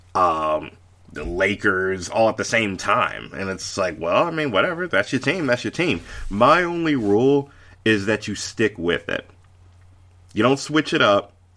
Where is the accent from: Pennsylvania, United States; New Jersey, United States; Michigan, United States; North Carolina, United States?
North Carolina, United States; Charlotte; the Hornets. I mean, that's, that's my hometown team.